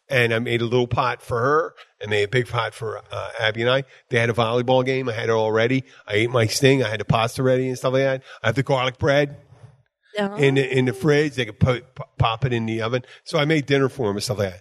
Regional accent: Philadelphia, Pennsylvania, United States; now in Florida Keys, United States; I'm from Philadelphia originally.

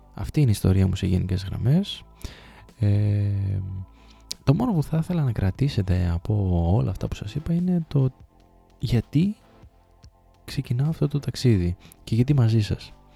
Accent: Thessaloniki, Central Macedonia, Greece; moved away as an adult; also born or lived in Trikala / Sparta; Γεννήθηκα και μεγάλωσα στη Θεσσαλονίκη μέχρι τα 18 μου χρόνια.

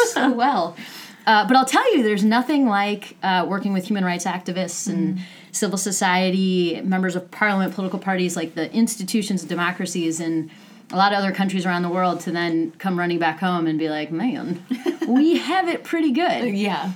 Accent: United States; as an American

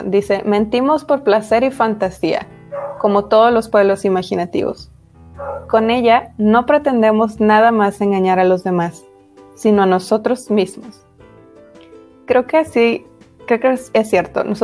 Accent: Mexico; mexicanos andamos buscando nuestro origen.

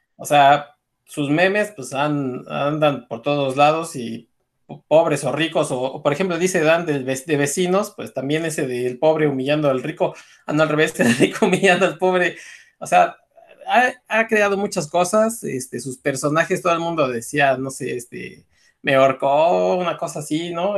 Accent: Mexico; cómo somos los mexicanos

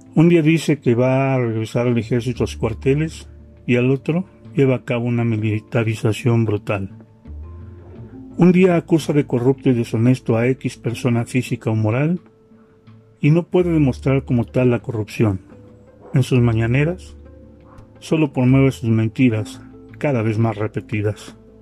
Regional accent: Mexico; yo soy un ciudadano mexicano que sus impuestos ha pagado

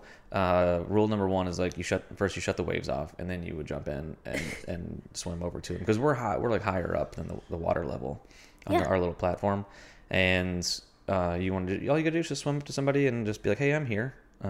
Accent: Kentucky, United States; No, not a beach lifeguard. I grew up in Kentucky.

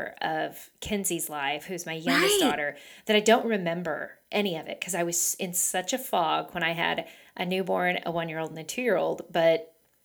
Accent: Oklahoma, United States; I grew up in Oklahoma

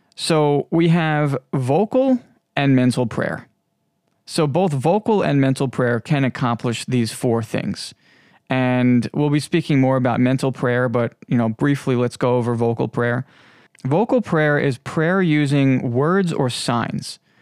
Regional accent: Long Island, New York, United States; I am from the United States, more specifically Long Island, New York, and I'm sure you might be able to hear it in my voice.

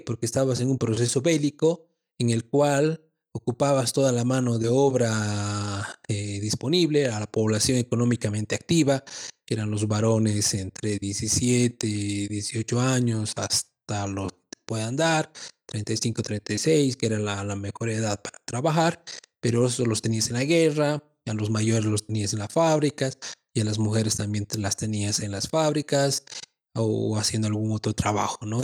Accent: Bolivia; Como bolivianos

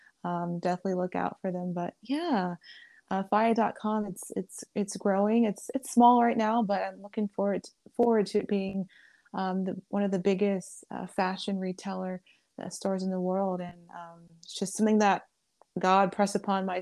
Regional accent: Los Angeles, California, United States; moved away as an adult; now in Dallas, United States; I'm from California. I just moved here to Dallas about 2 years ago now. So I'm from the Los Angeles area

